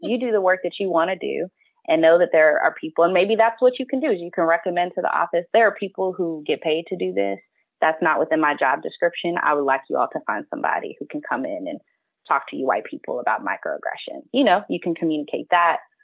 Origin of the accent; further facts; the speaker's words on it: Texas, United States; moved away; also born or lived in Kentucky; I'm from Texas, I've lived in Kentucky, my people are from Alabama.